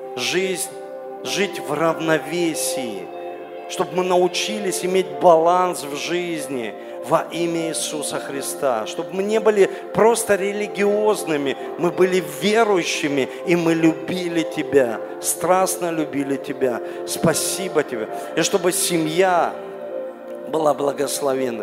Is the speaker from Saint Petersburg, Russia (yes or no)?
yes; Saint Petersburg, Russia; я родился здесь, в Ленинграде, в Санкт-Петербурге